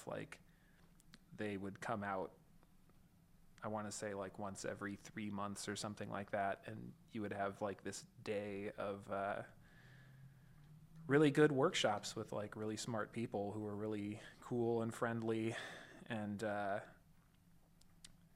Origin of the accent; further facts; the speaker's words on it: Southern California, United States; I grew up in Southern California